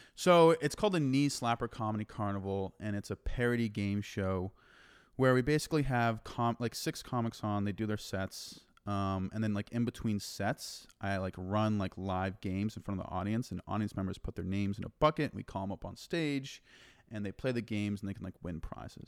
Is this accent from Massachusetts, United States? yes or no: yes; Massachusetts, United States; moved away as an adult; also born or lived in Denver, Colorado; now in Austin, United States; I, I grew up and was born and raised in Massachusetts